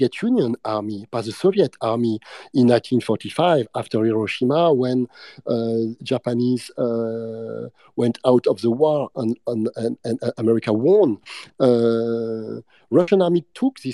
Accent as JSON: {"language": "English", "country": "France", "accent": "French", "second_language": "English", "said": "my bad English and my French accent"}